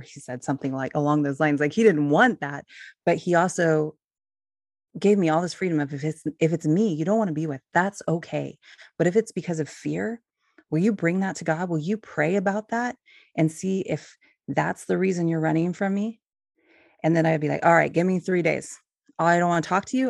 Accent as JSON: {"language": "English", "region": "California", "country": "United States", "tie": "born or raised there", "also_born_or_lived": "Ohio", "moved": "as an adult", "lives_now": "Oregon, United States", "said": "I grew up in California"}